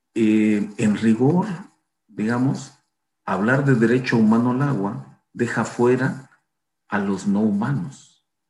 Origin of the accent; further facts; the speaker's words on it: Chiapas, Mexico; de donde yo vengo, de Chiapas, digamos, este asunto de sentarse a comer y iniciar conversaciones largas es para mí muy importante desde pequeño